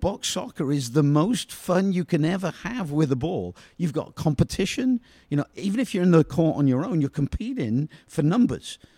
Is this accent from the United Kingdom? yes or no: yes; England, United Kingdom; moved away; playing squash growing up in England